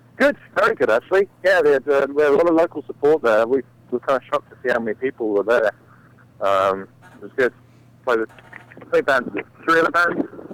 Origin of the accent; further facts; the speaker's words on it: England, United Kingdom; moved away; I'm from England